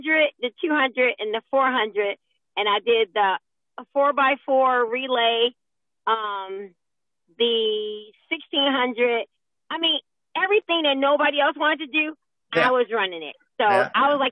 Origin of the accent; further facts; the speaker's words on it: upstate New York, United States; moved away as an adult; now in Georgia, United States; I grew up in upstate New York